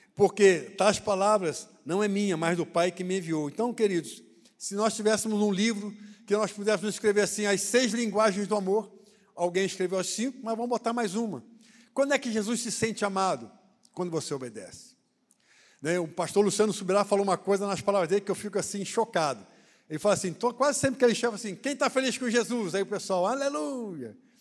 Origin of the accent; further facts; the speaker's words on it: Rio de Janeiro, Brazil; eu sou do Rio